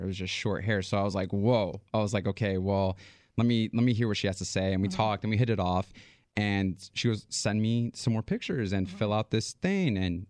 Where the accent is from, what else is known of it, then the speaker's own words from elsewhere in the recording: New York, United States; I'm from New York.